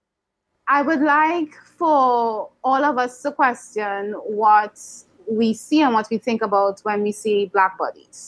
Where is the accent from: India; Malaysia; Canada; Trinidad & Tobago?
Trinidad & Tobago; I grew up here in Trinidad